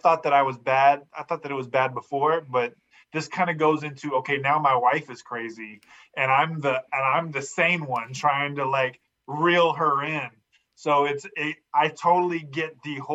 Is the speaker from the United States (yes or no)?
yes; Fresno, California, United States; I was raised in Fresno, California